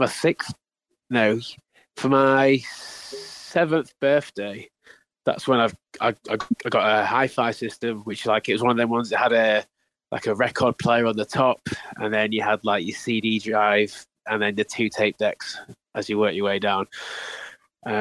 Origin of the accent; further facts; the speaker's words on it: Doncaster, Yorkshire and the Humber, United Kingdom; moved away as an adult; now in Leeds, United Kingdom; I was born in Doncaster, so I grew up just outside, so it's only down the road really